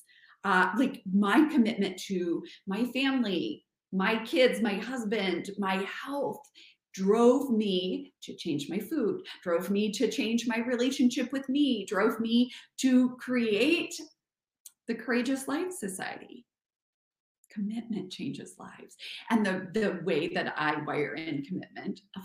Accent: Kansas, United States; moved away as an adult; also born or lived in New York / France; I'm from Kansas.

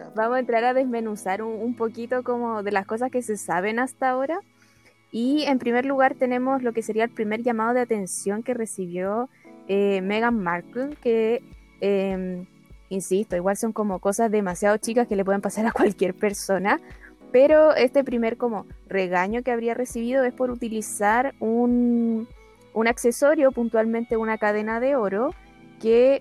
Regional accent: Chile; siendo chilena

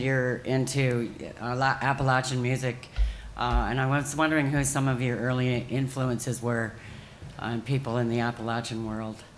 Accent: Vancouver Island, British Columbia, Canada; now in Tennessee, United States; I'm originally from Vancouver Island, and I'm living in Tennessee now

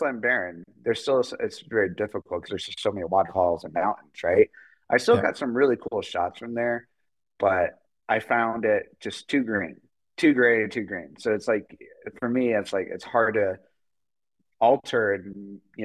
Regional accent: New Mexico, United States; I am from New Mexico

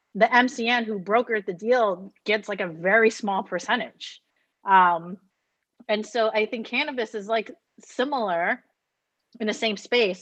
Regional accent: United States; I'm Asian American.

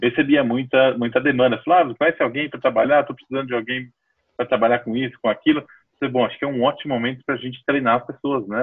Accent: São Paulo, Brazil; Eu sou de São Paulo, nasci aqui em São Paulo mesmo

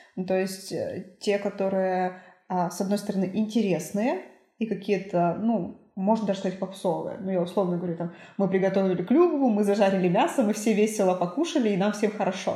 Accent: Suksunsky District, Perm Krai, Russia; now in Cherdyn, Russia; я родилась в Суксунском районе

